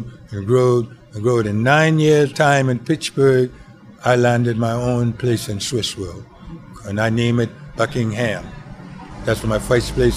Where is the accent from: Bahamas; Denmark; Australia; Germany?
Bahamas; Mastic Point, Andros; moved away; also born or lived in Hazelwood; I was born in the Bahamas, in a place called Mastit Point Andros. Small community where everybody knows everybody. And the school I went to, we didn't have no bathroom.